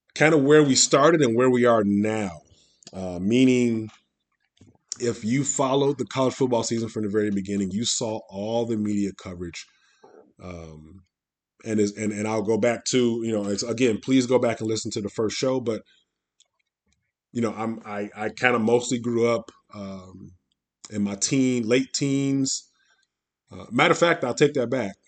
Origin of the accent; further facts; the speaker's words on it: Midwest, United States; I'm from the Midwest